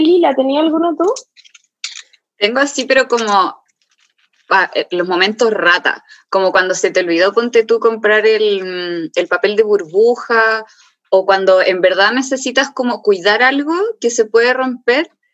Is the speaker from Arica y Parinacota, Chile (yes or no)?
yes; Arica, Arica y Parinacota, Chile; moved away as an adult; also born or lived in Santiago, Chile; me fui de Santiago a Arica en bus